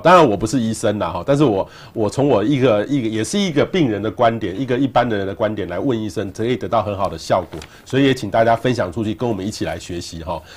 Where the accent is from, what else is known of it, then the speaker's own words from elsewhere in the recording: Taiwan; 我们台湾人对于这个，呃，医疗